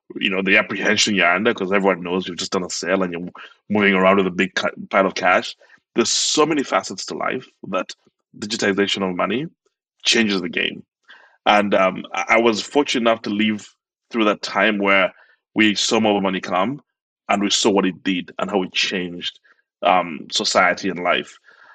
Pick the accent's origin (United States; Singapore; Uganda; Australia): Uganda; I was born and raised in Uganda. I grew up there my whole life, and both my parents were self-employed. Grew up on a farm. My parents are farmers, and they used to work and trade with people all over Uganda, in Kenya.